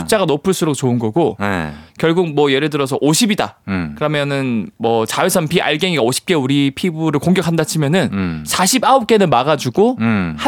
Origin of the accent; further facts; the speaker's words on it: Changnyeong, South Gyeongsang, South Korea; 저 부산. 부산인데 부산 위에 그 창녕이라고 있어요.